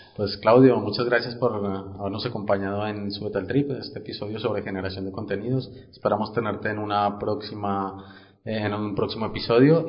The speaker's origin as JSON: {"language": "Spanish", "country": "Colombia", "said": "yo yo soy colombiano"}